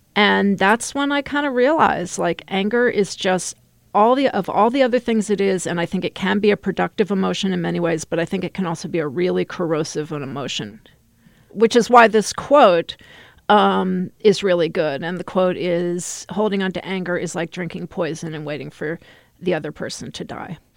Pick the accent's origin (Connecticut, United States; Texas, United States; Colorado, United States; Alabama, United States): Texas, United States; I grew up in Texas.